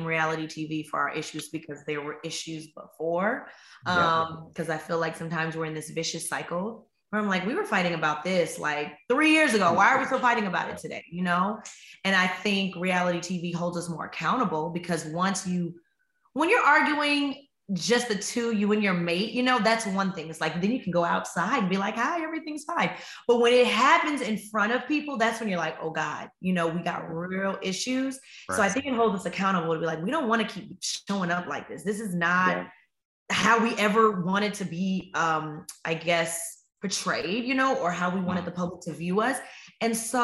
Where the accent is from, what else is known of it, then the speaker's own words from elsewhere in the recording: Chicago, Illinois, United States; I'm from Chicago